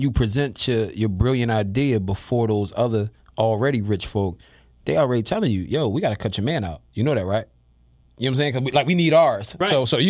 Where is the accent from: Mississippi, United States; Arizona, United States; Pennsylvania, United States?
Pennsylvania, United States; Philadelphia; I'm from North Philly.